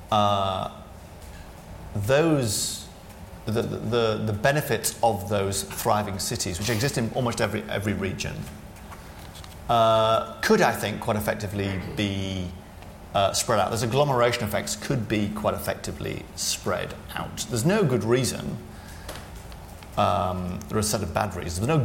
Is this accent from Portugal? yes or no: no; Sunderland, North East England, United Kingdom; Very good. That's where I'm from as well. So there you go. Uh, my accent's gone. Yours is stuck.